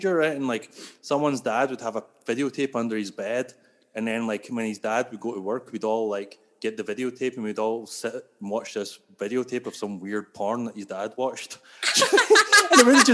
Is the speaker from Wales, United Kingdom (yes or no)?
no; Scotland, United Kingdom; accent: Scottish; now in Toronto, Canada; I'm from Scotland